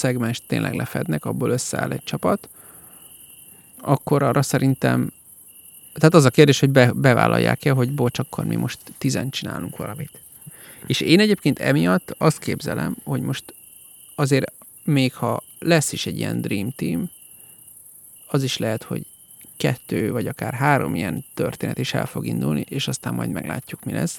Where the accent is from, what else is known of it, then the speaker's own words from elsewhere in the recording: Hungary; Magyar vagyok, nem turista